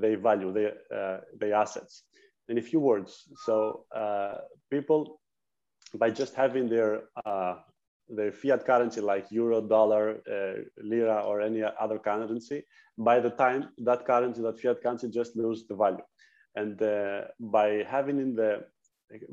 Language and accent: English; Greece; I'm from Greece. I live in Athens.